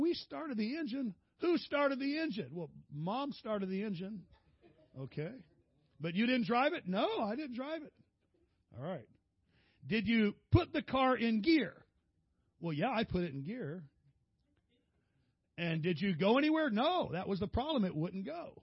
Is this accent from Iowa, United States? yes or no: no; San Diego, California, United States; I'm from San Diego